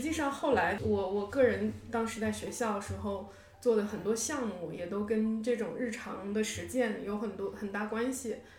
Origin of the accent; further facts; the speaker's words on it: Harbin, Heilongjiang, China; moved away as an adult; also born or lived in Beijing; now in New York, United States; 我是哈尔滨人